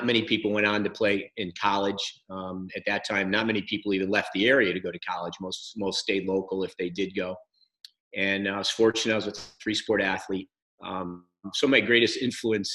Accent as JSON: {"language": "English", "town": "East Syracuse", "region": "New York", "country": "United States", "tie": "born or raised there", "also_born_or_lived": "Philadelphia", "moved": "as an adult", "said": "growing up in East Syracuse"}